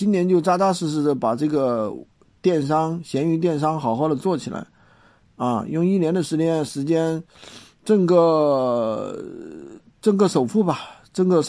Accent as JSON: {"language": "Chinese", "town": "Dazhou", "region": "Sichuan", "country": "China", "tie": "born or raised there", "said": "达州啊，达州是我老家哎，"}